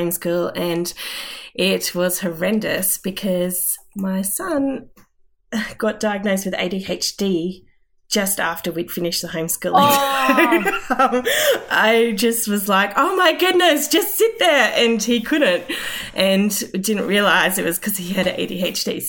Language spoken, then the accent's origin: English; Stanthorpe, Queensland, Australia; also born or lived in Toowoomba / Armidale; I grew up in Stanthorpe on a cattle property.